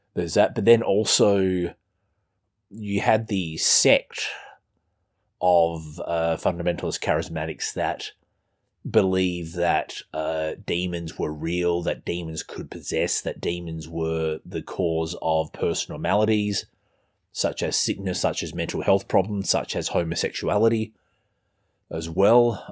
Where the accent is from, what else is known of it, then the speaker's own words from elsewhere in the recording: Australia; as you can tell from our weird accent, I'm, I'm not American.